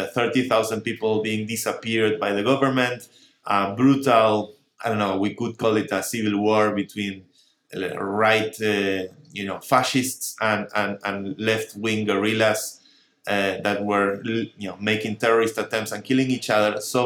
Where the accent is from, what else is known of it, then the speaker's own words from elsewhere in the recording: Buenos Aires, Argentina; Yes, in Buenos Aires. I lived there almost 30 years.